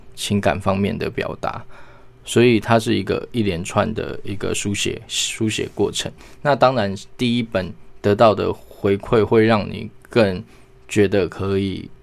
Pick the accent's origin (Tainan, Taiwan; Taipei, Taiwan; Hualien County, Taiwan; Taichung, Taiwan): Hualien County, Taiwan; Hualien; also born or lived in Hsinchu; 我出生在新竹，但后来是在花莲成长